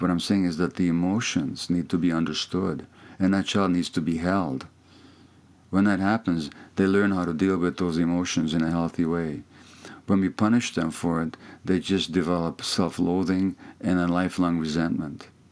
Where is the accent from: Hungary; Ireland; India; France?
Hungary; first language Hungarian; English is a second language; moved away; that's my native language, my mother tongue, although I I'm more fluent in English now